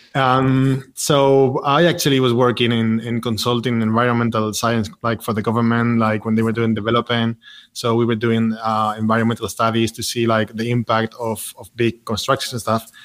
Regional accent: Madrid, Community of Madrid, Spain; moved away as an adult; now in Barcelona, Spain; I grew up in Madrid

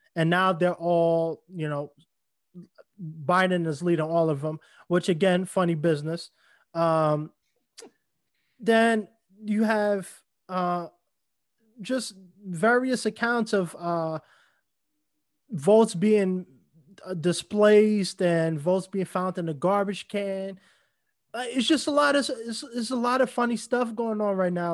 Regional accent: New York, United States; moved away; New York, my, I mean, my hometown

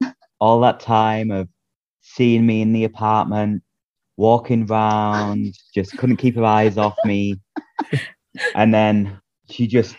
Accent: Leeds, Yorkshire and the Humber, United Kingdom; moved away as an adult; also born or lived in Dongying, China; now in Shandong, China; So I'm from Leeds in England. I came to China in 2015. To work as an English teacher, ESL teacher, in Shandong, China. In Dongying, in Shandong

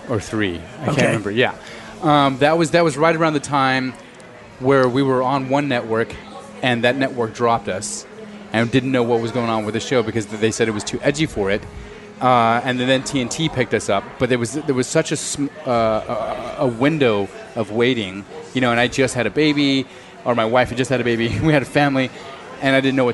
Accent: Snyder, Texas, United States; moved away as an adult; I'm from Texas, from West Texas

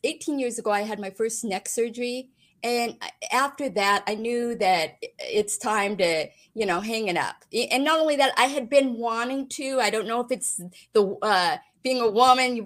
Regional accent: Great Falls, Montana, United States; Growing up in Great Falls, Montana, family of five

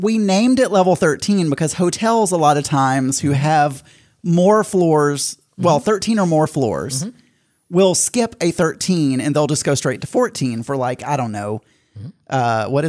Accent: Arkansas, United States; I grew up in Arkansas.

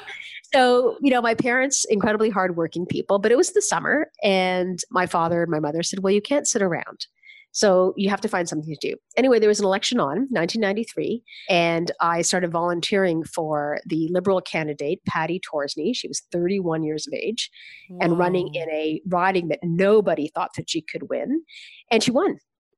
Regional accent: Canada; But at the end of the day, it also unleashes this sense of gratefulness that my entire family has for being Canadian.

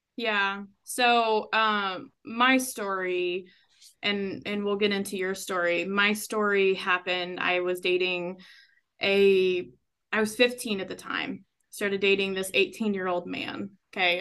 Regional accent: Texas, United States; I was born in Texas

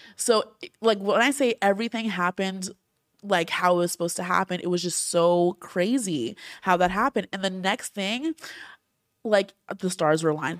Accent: Orlando, Florida, United States; also born or lived in New Jersey; I, like, was born in Jersey, I grew up in Orlando

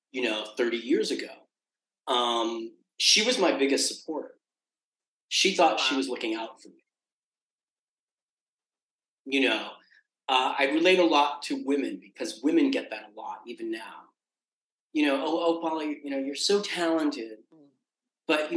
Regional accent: New York City, New York, United States; I was born in Queens

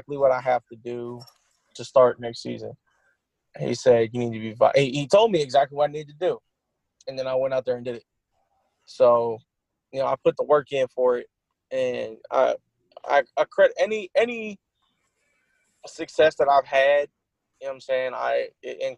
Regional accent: Columbus, Ohio, United States; I'm from Columbus

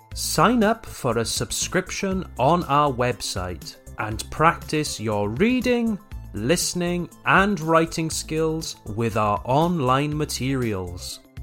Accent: Wales, United Kingdom; moved away; be back in my hometown

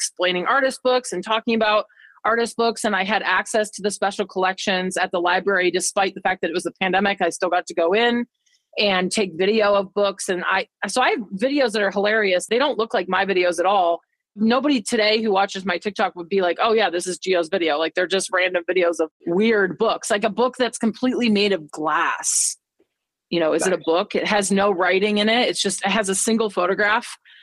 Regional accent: Boulder, Colorado, United States; moved away; I grew up in Boulder, Colorado, where the only water is like a reservoir.

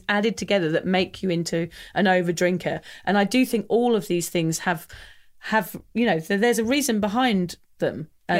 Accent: England, United Kingdom; I'm English

